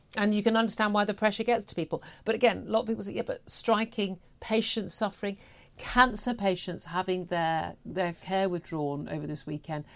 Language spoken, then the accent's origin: English; United Kingdom; we're British